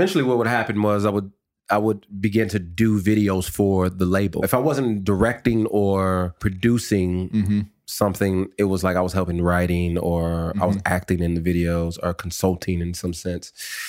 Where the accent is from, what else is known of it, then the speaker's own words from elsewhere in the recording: the West, United States; They were all from the South. I was from the West.